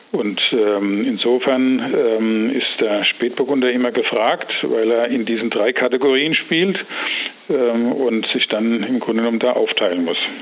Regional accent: Rheinhessen, Rhineland-Palatinate, Germany; aufgewachsen und geboren in Rheinhessen

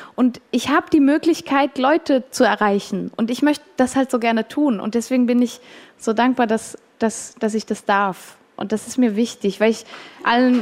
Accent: Switzerland; ich bin auch Schweizerin

